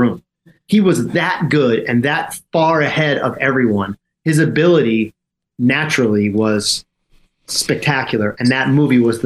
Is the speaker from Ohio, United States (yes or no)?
no; Cherry Hill, New Jersey, United States; also born or lived in New York City; I guess I'm from the Philadelphia area, but my life was in the city